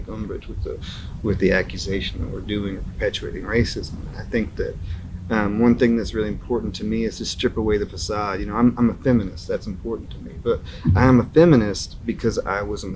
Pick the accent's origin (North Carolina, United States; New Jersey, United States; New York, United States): North Carolina, United States; now in Knoxville, United States; I grew up in North Carolina